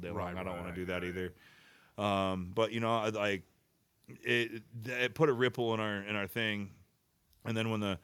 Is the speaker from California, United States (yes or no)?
yes; Bishop, California, United States; growing up in the Sierra, from you know the southern, living in Bishop for you know a good chunk of my life